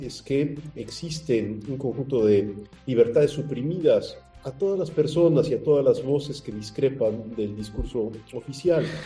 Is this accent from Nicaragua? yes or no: yes; Nicaragua; moved away as an adult; now in California, United States; dar a conocer el sufrimiento de mi pueblo y en particular de mis hermanos en el sacerdocio